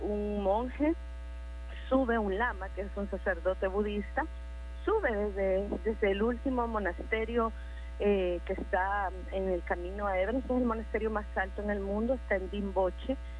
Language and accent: Spanish; El Salvador; Como salvadoreños